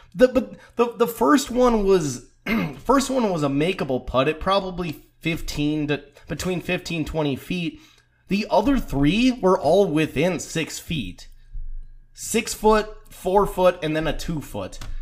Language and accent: English; United States; as an American